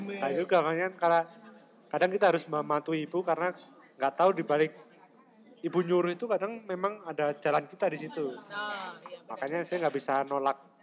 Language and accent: Indonesian; Blitar, East Java, Indonesia; moved away as an adult; also born or lived in Malang; now in Taiwan; kita kelahiran Blitar